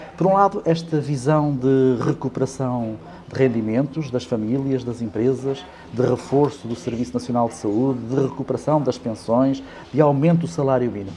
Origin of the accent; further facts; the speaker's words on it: Bombarral, Leiria District, Portugal; also born or lived in Caldas da Rainha / Coimbra; nasci no Distrito de Leiria, nasci em Caldas da Rainha